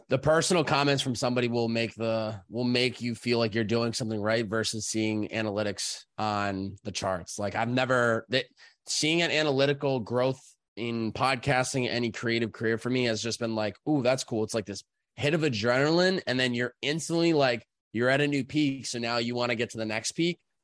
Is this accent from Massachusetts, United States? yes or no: yes; Chicopee, Massachusetts, United States; I grew up, uh, Chicopee, Massachusetts